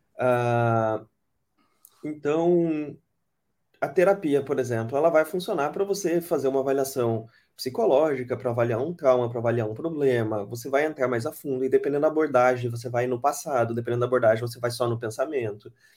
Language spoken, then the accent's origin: Portuguese; Brazil; accent: interior accent (caipira R); moved away; Eu sou do interior, é, meu sotaque não deixa mentir, né? Eu puxo o R mesmo, não tenho vergonha disso